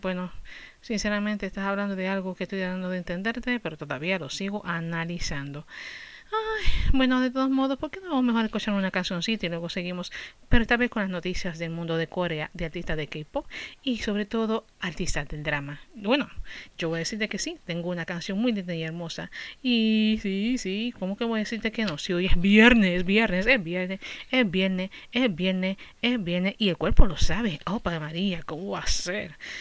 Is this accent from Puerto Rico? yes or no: yes; Puerto Rico; now in United States; yo soy de Puerto Rico